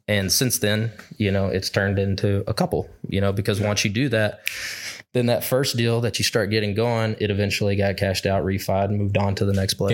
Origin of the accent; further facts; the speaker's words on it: Arkansas, United States; I grew up in Arkansas